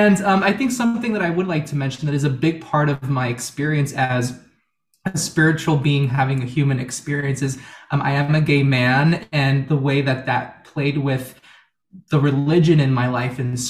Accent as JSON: {"language": "English", "town": "Miami", "region": "Florida", "country": "United States", "tie": "born or raised there", "also_born_or_lived": "Houston, Texas", "moved": "as an adult", "lives_now": "New York City, United States", "said": "I was born in Houston, Texas, the United States, and I grew up in Miami, Florida. That's where I was raised all my"}